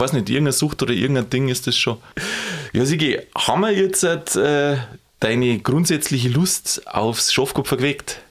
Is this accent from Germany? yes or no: yes; Lower Bavaria, Germany; bei uns in Niederbayern, also wo ich herkomme aus der Gegend